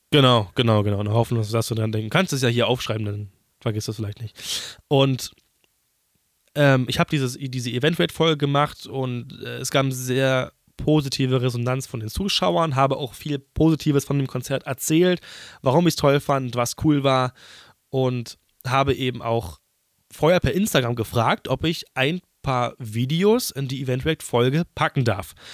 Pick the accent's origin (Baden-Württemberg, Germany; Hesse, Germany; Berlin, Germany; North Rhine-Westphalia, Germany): Berlin, Germany; ich bin Berliner